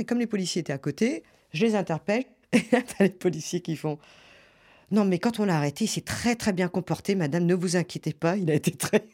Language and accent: French; Gers, Occitania, France; moved away; je suis du Gers